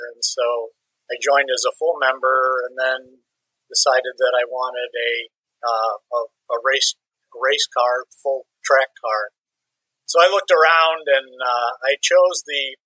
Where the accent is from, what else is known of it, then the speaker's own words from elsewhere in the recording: La Grange, Illinois, United States; also born or lived in Dearborn, Michigan; I was born in Dearborn, Michigan, but I grew up in basically in LaGrange, Illinois. Suburb of Chicago